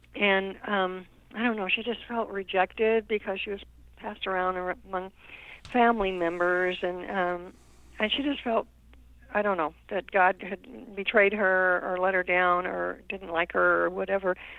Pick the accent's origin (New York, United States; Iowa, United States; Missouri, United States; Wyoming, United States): Wyoming, United States; also born or lived in Nebraska; I was born in Nebraska, um, but I grew up in Wyoming um, because it was just over the border there.